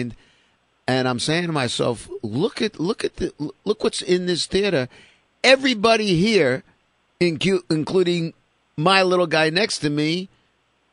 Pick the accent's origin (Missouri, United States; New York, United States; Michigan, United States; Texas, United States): New York, United States; New York City; I grew up in Sheepshead Bay, Brooklyn.